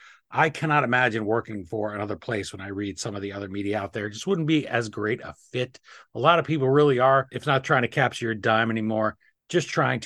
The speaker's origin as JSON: {"language": "English", "town": "Queens", "region": "New York", "country": "United States", "said": "He's from Brooklyn. I'm from Queens."}